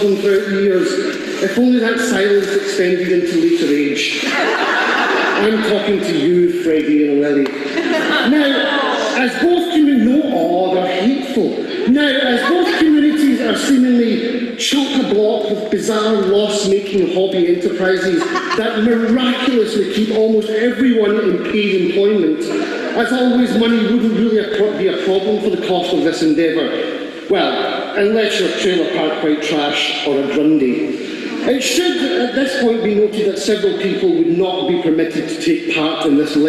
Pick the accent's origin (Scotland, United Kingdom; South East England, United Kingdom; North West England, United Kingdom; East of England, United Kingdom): Scotland, United Kingdom; Glasgow; I'm from Glasgow